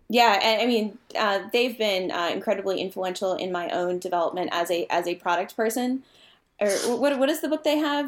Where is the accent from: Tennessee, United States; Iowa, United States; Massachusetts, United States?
Massachusetts, United States; now in Virginia, United States; I am from Massachusetts